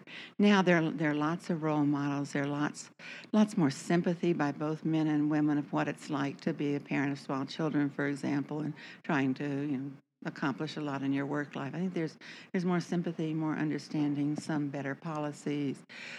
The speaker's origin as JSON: {"language": "English", "region": "Texas", "country": "United States", "said": "So always hard to say where I'm from. I think of myself as being from Texas."}